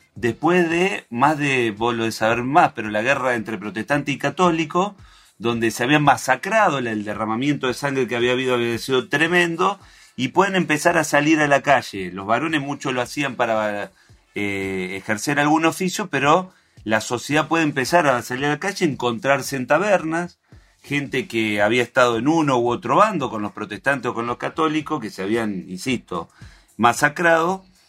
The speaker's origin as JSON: {"language": "Spanish", "region": "Santa Fe", "country": "Argentina", "said": "yo soy de al lado de Entre Ríos, soy de Santa Fe"}